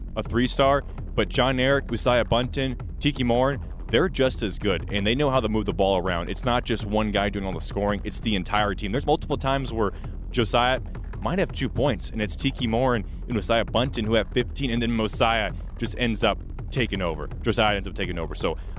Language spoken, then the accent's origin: English; East Coast, United States; now in Texas, United States; I'm from the East Coast.